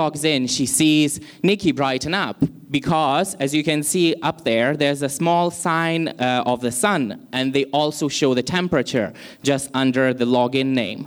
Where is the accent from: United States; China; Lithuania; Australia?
Lithuania; now in Malaysia; Originally, I come from Lithuania, but I've been in Malaysia for quite some time.